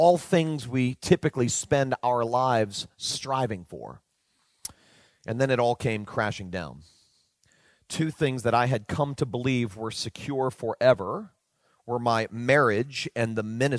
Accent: Fort Lauderdale, Florida, United States; I was leading a large, well-known church in my hometown of Fort Lauderdale, Florida.

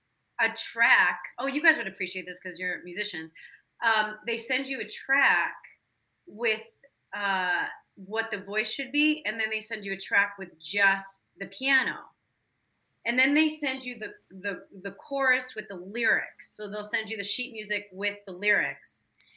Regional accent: Chicago, Illinois, United States; Especially when I go back home, I talk like a total Chicagoan. But yeah. They're still there. They love it there. And born and raised in Chicago.

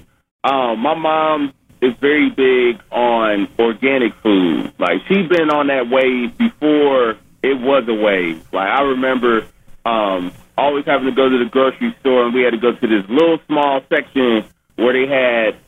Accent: Ohio, United States; I'm from Ohio

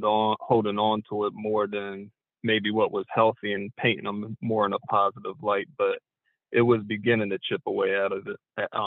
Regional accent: Dover, Delaware, United States; Dover, Delaware.

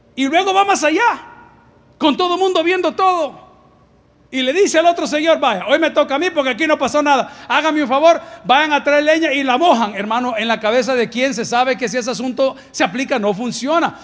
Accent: El Salvador; aquellos que somos del Salvador

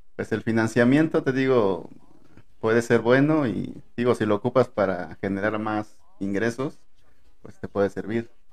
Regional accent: Acapulco, Guerrero, Mexico; moved away as an adult; now in Puebla, Mexico; a mí me gustaría regresar a mi tierra

